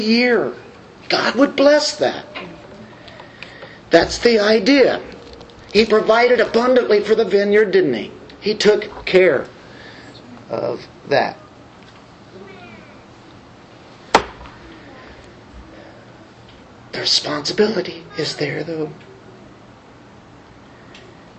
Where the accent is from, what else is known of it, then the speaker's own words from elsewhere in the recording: United States; we do here in America as American Christians